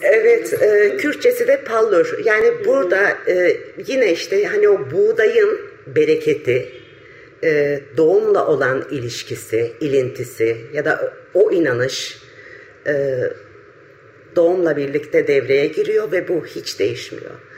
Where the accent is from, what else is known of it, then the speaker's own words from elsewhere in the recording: Diyarbakır, Diyarbakır Province, Turkey; now in Istanbul, Turkey; benim çocukluğum da Diyarbakır'da geçti